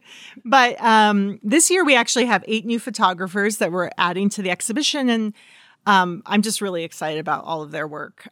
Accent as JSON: {"language": "English", "town": "Redding", "region": "California", "country": "United States", "tie": "born or raised there", "said": "the car fire came to my hometown"}